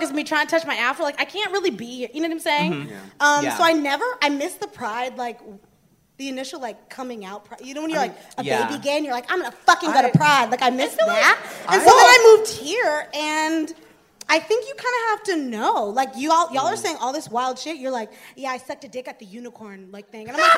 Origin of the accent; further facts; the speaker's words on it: Michigan, United States; moved away; I grew up in Michigan